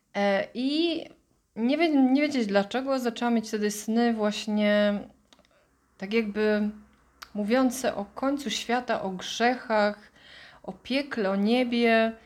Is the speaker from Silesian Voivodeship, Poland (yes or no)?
yes; Bielsko-Biała, Silesian Voivodeship, Poland; moved away as an adult; also born or lived in Ireland; urodziłam się w Bielsko-Białej